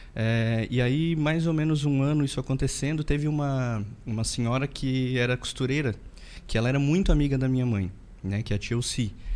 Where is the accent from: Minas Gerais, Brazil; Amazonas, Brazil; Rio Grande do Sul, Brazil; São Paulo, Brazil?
Rio Grande do Sul, Brazil; interior of; eu sou de uma cidade do interior do Rio Grande do Sul, né? Uma cidadezinha bem pequenininha